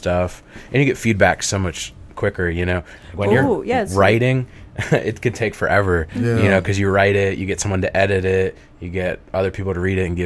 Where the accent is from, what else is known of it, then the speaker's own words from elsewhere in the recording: Pasco County, Florida, United States; also born or lived in Tampa, Florida; I was born in Tampa. I was raised in Pasco County.